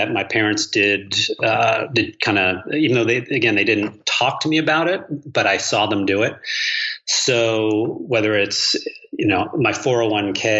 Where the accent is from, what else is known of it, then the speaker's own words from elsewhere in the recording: New York, United States; also born or lived in San Francisco, California; now in Palm Beach County, Florida, United States; I grew up in New York